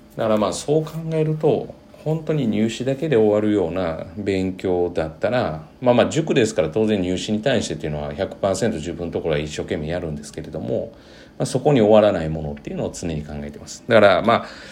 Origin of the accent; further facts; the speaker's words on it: Japan; 日本人である自分